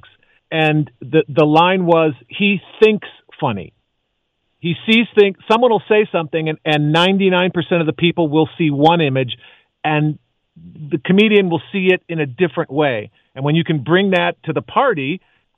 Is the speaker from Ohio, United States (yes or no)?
no; Chicago, Illinois, United States; now in Los Angeles, United States; I'm from Chicago